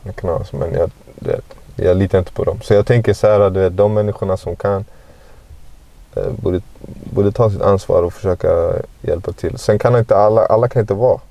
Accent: Stockholm, Stockholm County, Sweden; Jag växte upp i Guldish

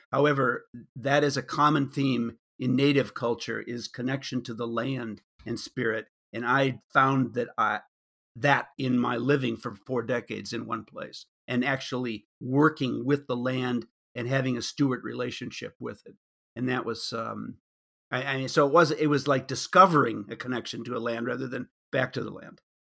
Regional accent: suburbs of Chicago, Illinois, United States; moved away; growing up in the Republican suburbs of Chicago

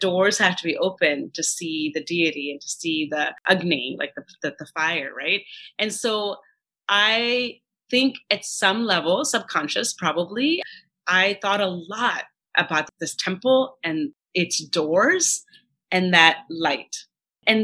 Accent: Kanpur, Uttar Pradesh, India; I grew up in Kanpur, but in Uttar Pradesh. But my grandparents lived in Andhra Pradesh.

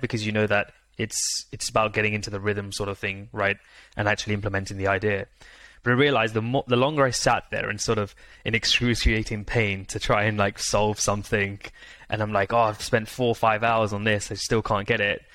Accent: India; I'm Indian myself

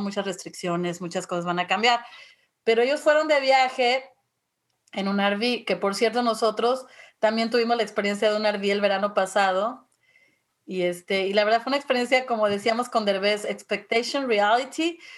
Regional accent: Mexico City, Mexico; yo crecí en la Ciudad de México

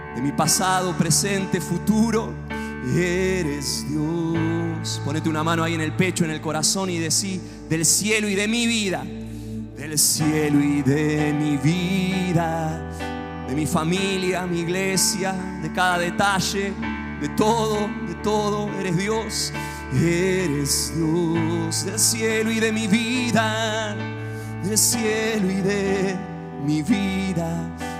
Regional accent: Argentina; allá en Argentina

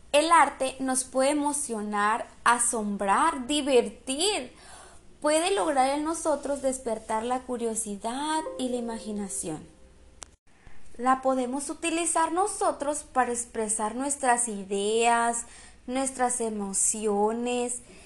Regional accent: Guatabampo, Sonora, Mexico; yo soy de Guatabampo, Sonora, y mis papás me han inculcado las costumbres y tradiciones

